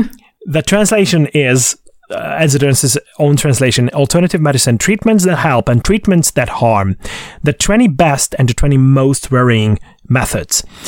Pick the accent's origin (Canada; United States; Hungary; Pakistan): Hungary; Székesfehérvár, Fejér; Székesfehérvár in my hometown